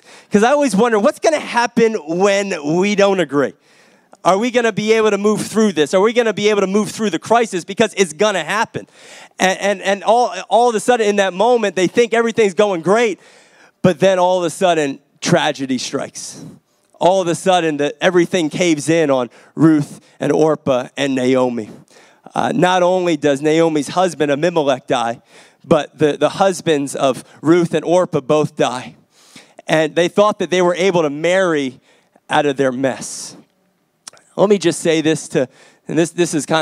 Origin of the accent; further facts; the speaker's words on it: New Jersey, United States; I grew up in New Jersey